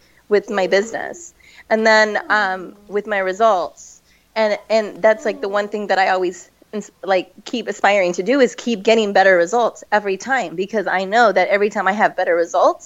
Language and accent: English; Alice, Texas, United States; moved away; I'm from Alice, Texas